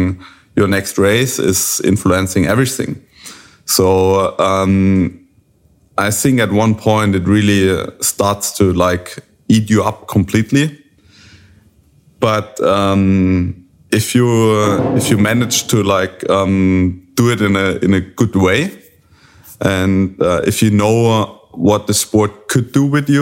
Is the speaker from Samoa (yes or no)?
no; Germany; from Germany